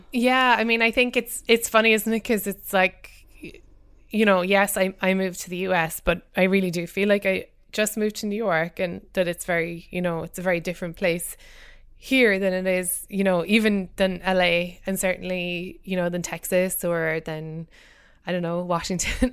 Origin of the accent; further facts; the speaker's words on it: Cork, Munster, Ireland; moved away; I grew up in Cork in the south of Ireland